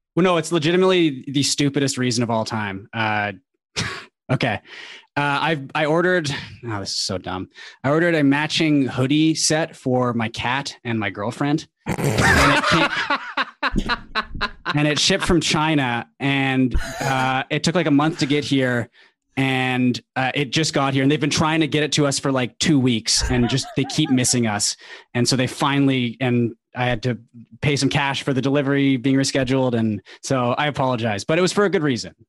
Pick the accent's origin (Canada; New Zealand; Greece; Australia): Canada; Vancouver, British Columbia; I've I've lived in Vancouver my whole life. It doesn't get that cold out here.